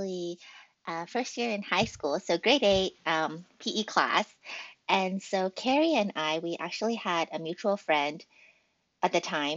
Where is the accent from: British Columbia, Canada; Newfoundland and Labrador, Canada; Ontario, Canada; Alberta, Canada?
British Columbia, Canada; Vancouver; moved away as an adult; also born or lived in Australia; now in Seattle, United States; I was born in Australia and actually came to Canada when I was almost 3 years old. So I've spent pretty much my whole life in Canada.